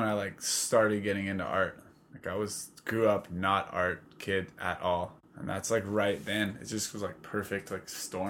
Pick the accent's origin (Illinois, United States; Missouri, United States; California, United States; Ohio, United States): California, United States; San Diego; I grew up pretty much in San Diego.